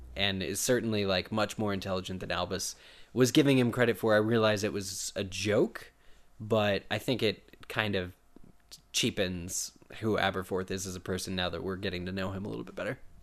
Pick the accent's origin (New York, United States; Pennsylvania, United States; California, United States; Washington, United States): Pennsylvania, United States; it's my home state, too